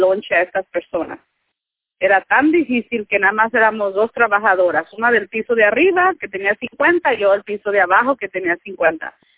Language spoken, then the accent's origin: Spanish; Michoacán, Mexico; moved away as an adult; now in United States; yo soy de Michoacán, yo recién llegué aquí